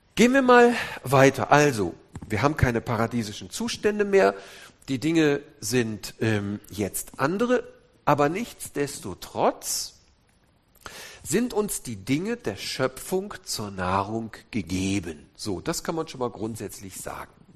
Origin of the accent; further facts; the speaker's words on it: Wuppertal, North Rhine-Westphalia, Germany; Wir kommen nämlich aus der Mitte, aus Wuppertal. Wuppertal-Elberfeld, wo die berühmte Elberfelder Bibel herkommt